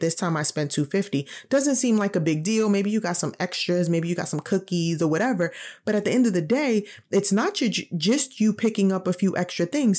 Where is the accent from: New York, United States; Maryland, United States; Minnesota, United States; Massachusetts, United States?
New York, United States; New York City; moved away; I'm originally from New York City. I know that if I still lived in New York, I'd be renting